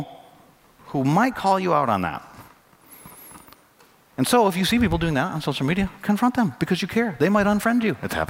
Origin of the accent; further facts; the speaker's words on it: Flint, Michigan, United States; now in Raleigh, United States; I come from Flint, Michigan. It's one of the poorest cities in our country.